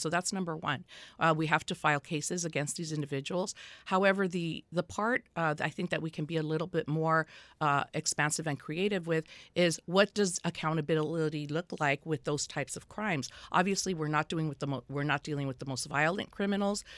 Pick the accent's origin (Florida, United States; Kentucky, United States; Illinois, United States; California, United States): California, United States; Los Angeles; I was born and raised in Los Angeles County in the Boyle Heights area of Los Angeles